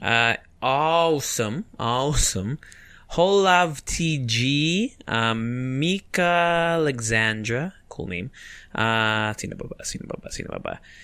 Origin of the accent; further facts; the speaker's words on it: Japan; moved away; I grew up in Japan